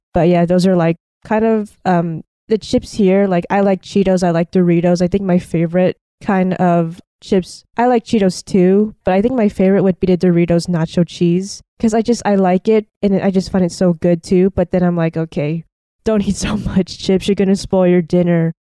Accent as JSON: {"language": "English", "country": "United States", "tie": "born or raised there", "said": "I grew up in America"}